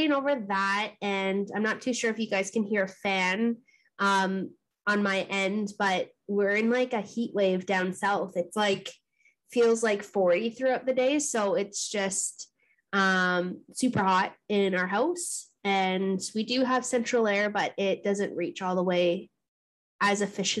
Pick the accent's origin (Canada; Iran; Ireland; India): Canada; Thunder Bay, Ontario; also born or lived in Gull Bay First Nation; now in Hamilton, Canada; I was born and raised in Thunder Bay